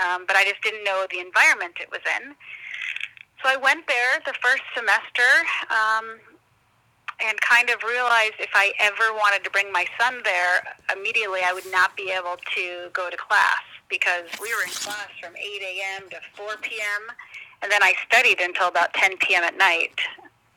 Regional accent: Arizona, United States; I'm born and raised in Arizona.

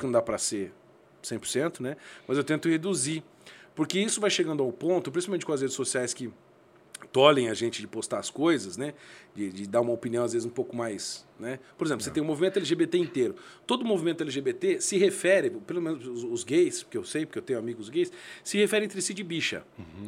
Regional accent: Curitiba, Paraná, Brazil; now in Londrina, Brazil; Eu sou de Curitiba, mas moro moro em Londrina já há 22 anos

